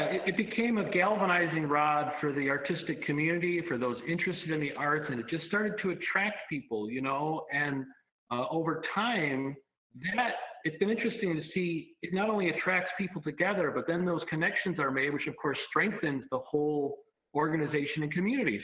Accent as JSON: {"language": "English", "town": "Colden", "region": "New York", "country": "United States", "tie": "born or raised there", "said": "I grew up in Colden, outside of the outside of the village quite a ways, but you know part of the kind of greater community here"}